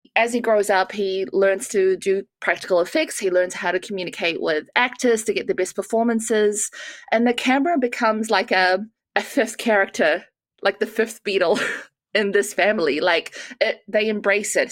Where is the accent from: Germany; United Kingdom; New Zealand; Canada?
New Zealand; moved away; I grew up in New Zealand